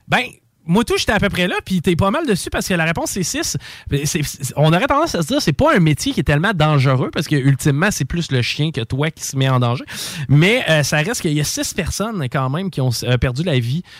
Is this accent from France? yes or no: no; Canada; en tant que Canadien